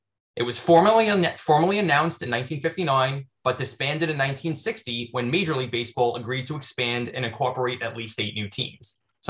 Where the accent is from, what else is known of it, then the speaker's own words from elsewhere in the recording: New York, United States; I'm originally from New York. Grew up in the 80s.